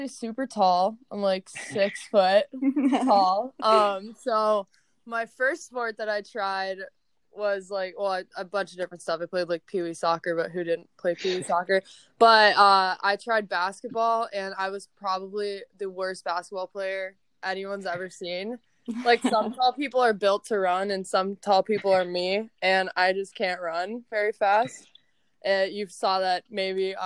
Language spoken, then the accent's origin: English; Pittsburgh, Pennsylvania, United States; I'm from Pittsburgh